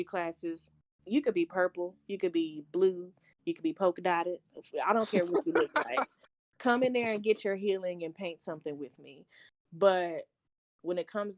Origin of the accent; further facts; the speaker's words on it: Dallas, Texas, United States; I'm from Pleasant Grove. Pleasant Grove doesn't have any